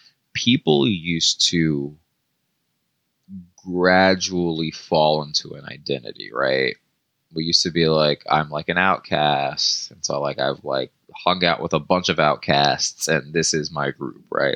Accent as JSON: {"language": "English", "town": "Marietta", "region": "Georgia", "country": "United States", "said": "I'm from Georgia and that's just what people, it's like everyone had trucks, everyone built their own stuff, like, you know what I mean? Like, and I'm from Marietta, so it's not like I wasn't in like the woods"}